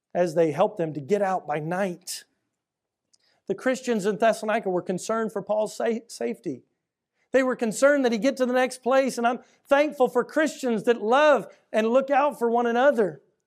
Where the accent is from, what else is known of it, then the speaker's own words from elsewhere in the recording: Houston, Texas, United States; I grew up here in Houston in the 80s and 90s